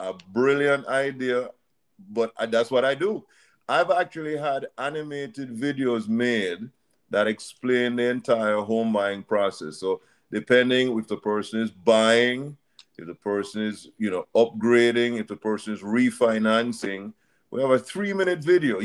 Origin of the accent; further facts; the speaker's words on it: Jamaica; now in Florida, United States; I'm from Jamaica